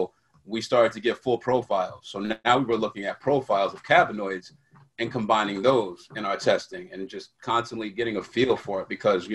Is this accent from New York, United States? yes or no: yes; New York, United States; born and raised in New York, and city that never sleeps.